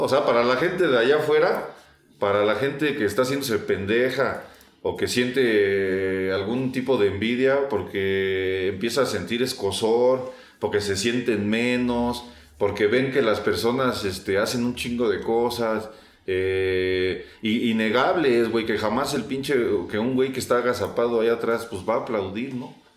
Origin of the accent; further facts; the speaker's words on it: Mexico; como buen mexicano